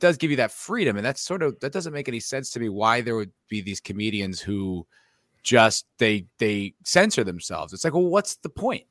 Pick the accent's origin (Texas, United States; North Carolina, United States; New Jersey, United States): New Jersey, United States; also born or lived in New York City / Los Angeles; now in Austin, United States; I'm from New Jersey, too. I, I, I'm from the East